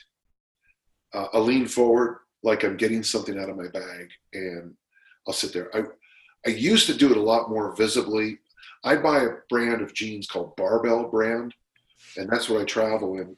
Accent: South San Francisco, California, United States; I'm from South San Francisco.

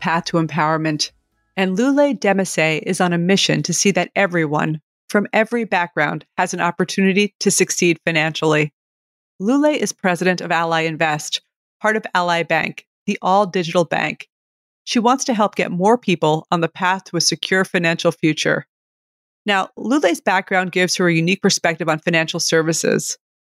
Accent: New York City, New York, United States; well, as a New Yorker, I'm happy to hear that.

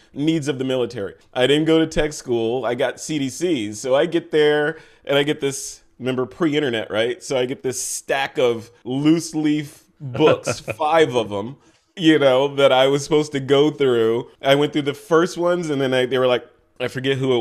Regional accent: Chicago, Illinois, United States; moved away as an adult; also born or lived in Yokota Air Base, Japan; I'm from Chicago, you know, Southside kid from Chicago.

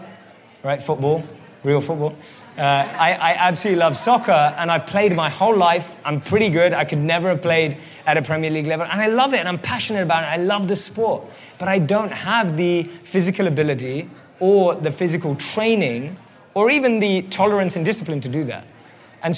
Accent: London, United Kingdom; moved away; I grew up and born and raised in London

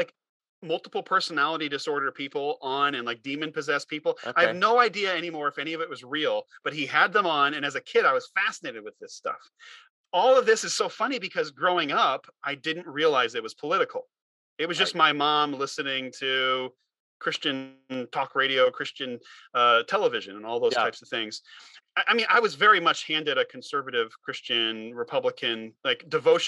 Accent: United States; as an American, I grew up in youth group culture

